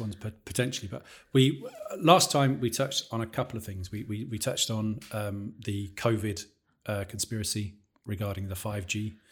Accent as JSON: {"language": "English", "town": "Peterborough", "region": "East of England", "country": "United Kingdom", "said": "I come from Peterborough"}